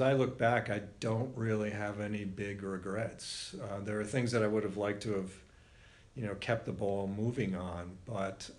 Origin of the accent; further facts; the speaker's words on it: Warwick, Rhode Island, United States; moved away; The house that we grew up in was on Superior Street